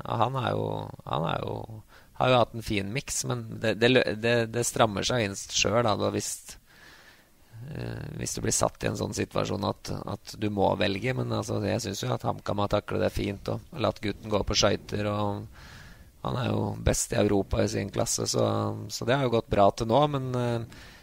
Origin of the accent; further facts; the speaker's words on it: Grue, Innlandet, Norway; Grue, mm, der fattern spilte, og der jeg vokste opp